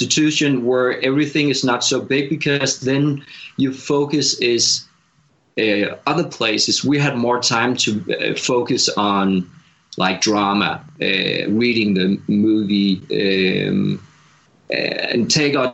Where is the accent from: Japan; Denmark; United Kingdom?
Denmark; moved away as an adult; now in Los Angeles, United States; being a farmer in Denmark, where I grew up